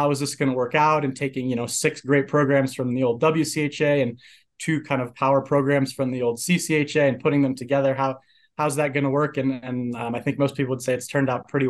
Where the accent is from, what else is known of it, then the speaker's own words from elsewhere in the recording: Oxford, Ohio, United States; moved away as an adult; now in Colorado Springs, United States; I'm actually originally from Oxford, Ohio, so home of the Miami University Redhawks